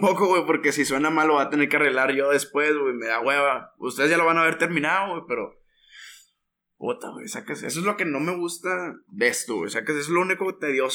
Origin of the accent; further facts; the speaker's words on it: Monterrey, Nuevo León, Mexico; soy regio, ah, somos regios